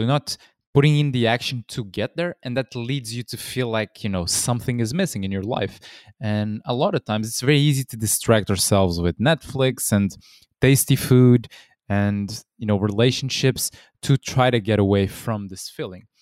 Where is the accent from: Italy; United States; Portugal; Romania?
Portugal; I'm from Portugal in Europe originally